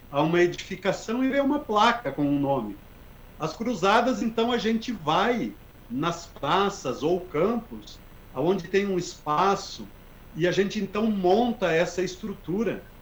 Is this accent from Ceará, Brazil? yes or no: no; Carazinho, Rio Grande do Sul, Brazil; por ser né, a minha cidade natal